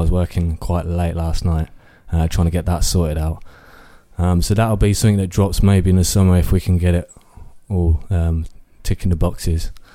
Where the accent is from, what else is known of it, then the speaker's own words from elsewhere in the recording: Northampton, East Midlands, United Kingdom; I was, um, born and raised in Kingsley, uh, Northampton